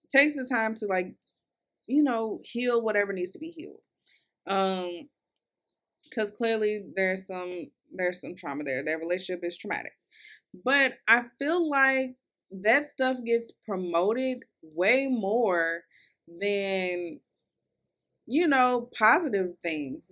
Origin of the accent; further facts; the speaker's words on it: Louisville, Kentucky, United States; I'm from Louisville, Kentucky. Um, so, I kinda got an accent, and I feel like my accent is getting worse the older I get